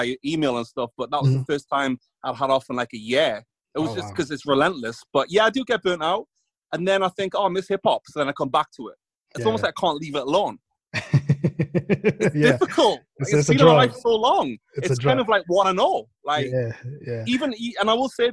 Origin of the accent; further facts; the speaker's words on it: England, United Kingdom; I'm from England